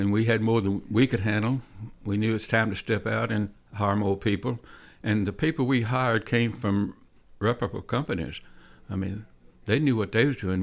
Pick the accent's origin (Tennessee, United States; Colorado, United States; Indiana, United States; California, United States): Tennessee, United States; Nashville; I was born in, uh, Nashville, East Nashville. I was raised in East Nashville, went to school in East Nashville.